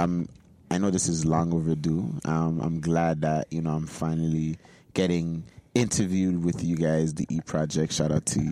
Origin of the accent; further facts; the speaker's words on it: Toronto, Ontario, Canada; young boy growing up in Jane and Finch with two Nigerian parents who raised me very well.